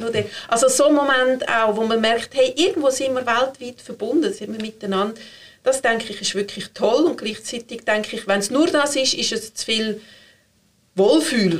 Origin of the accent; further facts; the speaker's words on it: Switzerland; sind wir Schweizer